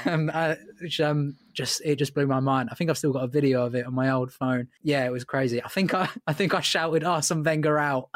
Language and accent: English; England, United Kingdom; I'm English